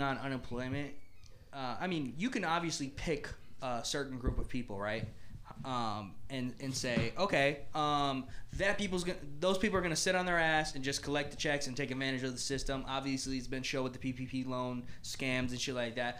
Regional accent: United States

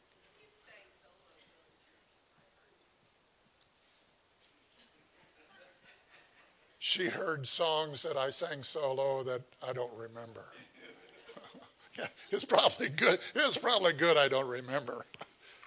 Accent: Indiana, United States; moved away; I'm from Indiana

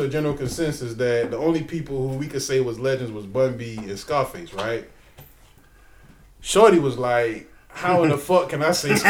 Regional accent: the South, United States; I'm from the South.

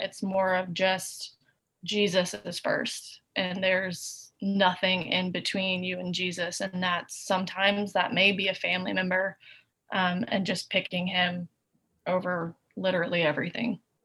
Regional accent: Chattanooga, Tennessee, United States; now in Nashville, United States; We're both from Chattanooga.

